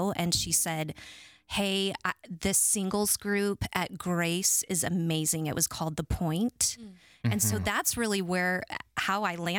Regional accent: Kansas City, Missouri, United States; born there; also born or lived in Mississippi; Okay, I was born in Kansas City, Missouri. My brother was born in California. The movie Poltergeist was filmed in my neighborhood.

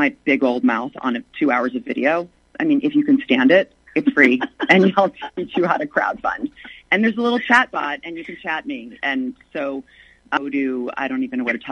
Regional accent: the South, United States; accent: southern; my southern accent

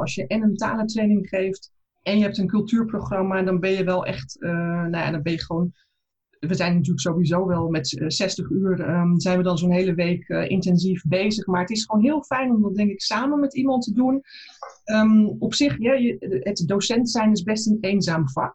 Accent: South Holland, Netherlands; moved away as an adult; now in Berlin, Germany; Ik ben zuid vanuit Zuid-Holland naar Berlijn

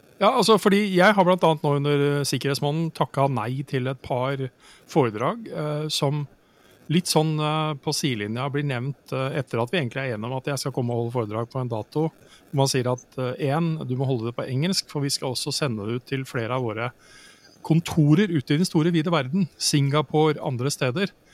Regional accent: Norway; her hjemme i Norge

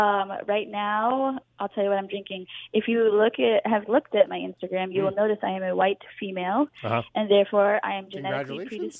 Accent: Iowa, United States; now in San Diego, United States; I'm originally from Iowa

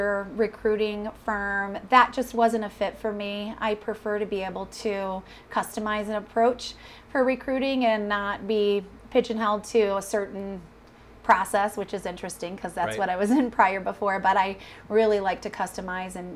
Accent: Mount Pleasant, Michigan, United States; now in Colorado, United States; Originally from a little town called Mount Pleasant, Michigan

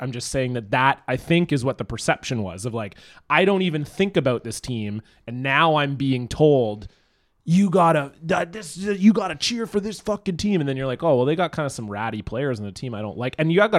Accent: Toronto, Ontario, Canada; I know as a Leafs fan growing up, when I grew up in Toronto

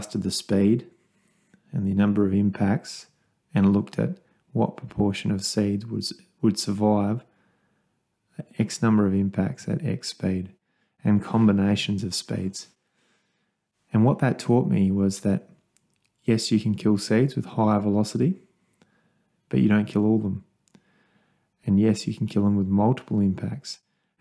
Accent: Kangaroo Island, South Australia, Australia; a 13-year-old kid growing up on Kangaroo Island on a wool and grain farm

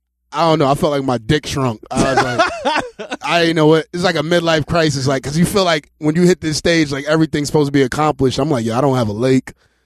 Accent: East Coast, United States; I'm from that era. Like, I'm from the East Coast

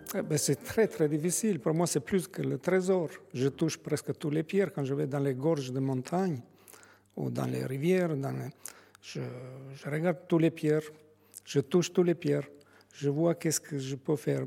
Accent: Albania; French is a second language; now in France; Je suis originaire de, l'Albanie, mais je suis français

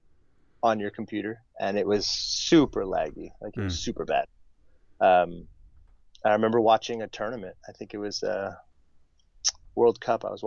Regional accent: Montreal, Quebec, Canada; I was born and raised in Montreal.

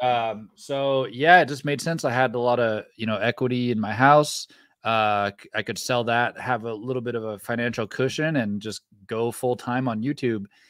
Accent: Ripon, California, United States; moved away as an adult; also born or lived in Phoenix, Arizona; now in Bentonville, United States; I'm from Northern California, the country, a little town called Ripon, California, ten thousand people.

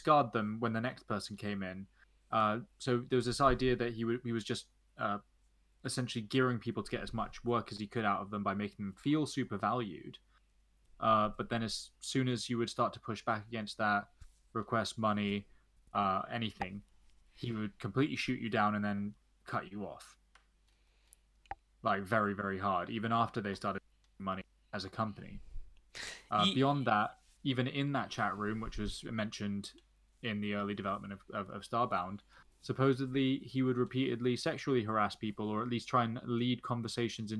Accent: London, United Kingdom; I'm a Londoner.

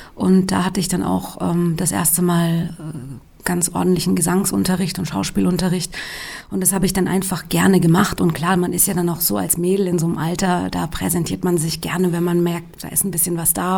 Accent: Darmstadt, Hesse, Germany; ich bin im Rhein-Main-Gebiet aufgewachsen, in Darmstadt

